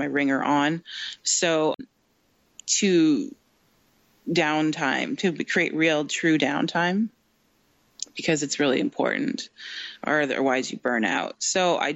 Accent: Canada; I'm in Canada, I'm Canadian

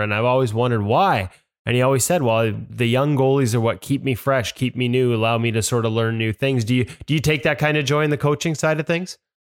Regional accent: Vancouver, British Columbia, Canada; this is my hometown.

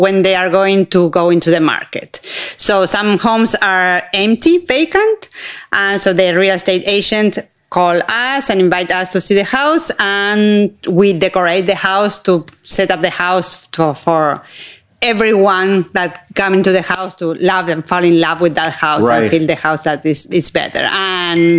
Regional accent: Argentina; moved away as an adult; also born or lived in United States; now in Anne Arundel County, United States; I grew up in Argentina

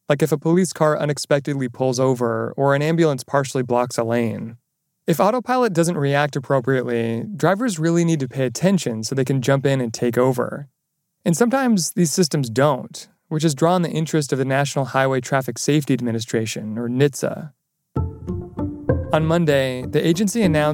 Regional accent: New York City, New York, United States; as a New Yorker, I haven't owned a car in more than a decade

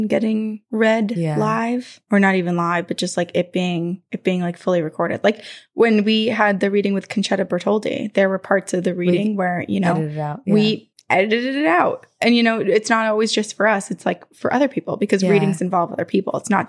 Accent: Indiana, United States; I'm from Indiana. I grew up in a small town and the entire town has just an eerie vibe.

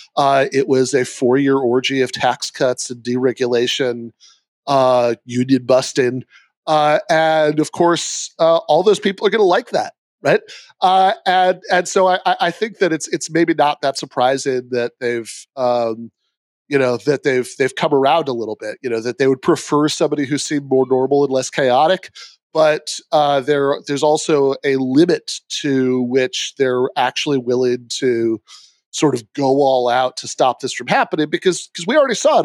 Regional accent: Michigan, United States; my home state of Michigan

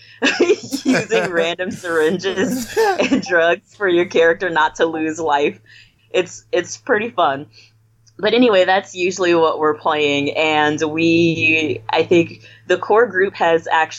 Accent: Illinois, United States; also born or lived in Louisiana; Originally I'm from Illinois

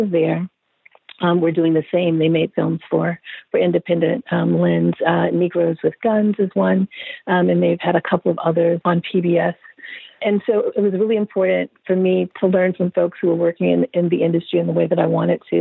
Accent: Hattiesburg, Mississippi, United States; moved away as an adult; also born or lived in Chicago, Illinois; I grew up in Hattiesburg, Mississippi, so I'm a southerner. I lived there until I was 18. I was born in Chicago, grew up in Mississippi

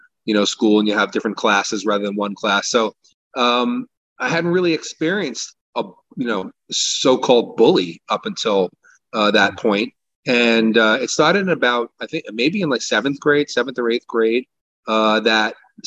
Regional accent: Bellmore, New York, United States; also born or lived in Brooklyn, New York; I grew up in Long Island, New York, born in Brooklyn, moved to Long Island as a child, and you know, lived in a nice town called Belmore

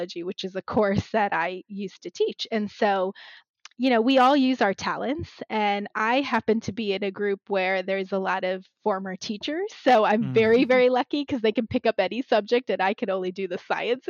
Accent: Maryland, United States; now in New Jersey, United States; I was born and raised in Maryland, but I'm in New Jersey

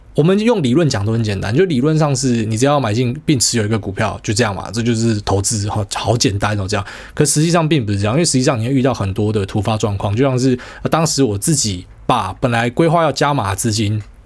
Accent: Miaoli County, Taiwan; 我是客家人或是苗栗人

